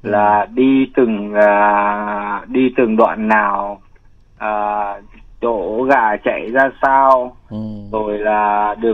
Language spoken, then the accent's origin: Vietnamese; Thanh Hóa, Vietnam; now in Ho Chi Minh City, Vietnam; Dạ dạ quê em ở Thanh Hóa anh.